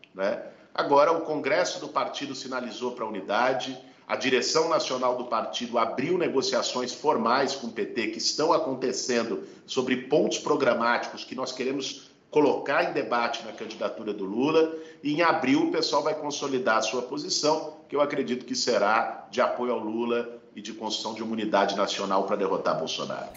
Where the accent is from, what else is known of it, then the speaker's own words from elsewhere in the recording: São Paulo, Brazil; Eu sou de São Paulo